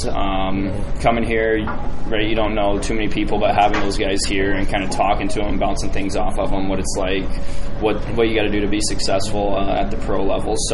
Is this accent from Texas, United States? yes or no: no; Westfield, Indiana, United States; I was just playing on the local youth team